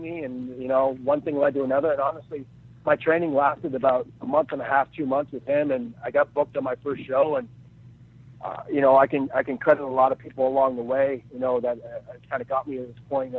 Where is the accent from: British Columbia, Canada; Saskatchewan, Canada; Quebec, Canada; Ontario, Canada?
Ontario, Canada; Peterborough; I live in a town called Peterborough, which is about an hour outside of Toronto